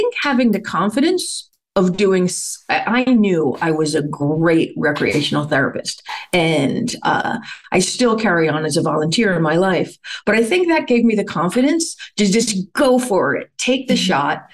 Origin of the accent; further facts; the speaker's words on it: New York, United States; I started working at the Village Nursing Home, which is right around the corner, when I was 12, and I stayed there. I loved it. I went away to college and got my degree in recreational therapy. And when I moved back to New York